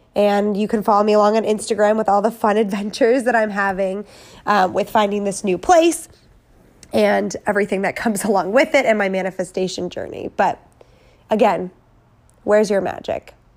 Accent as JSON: {"language": "English", "region": "Wisconsin", "country": "United States", "moved": "as an adult", "lives_now": "California, United States", "said": "I'm a girl from Wisconsin"}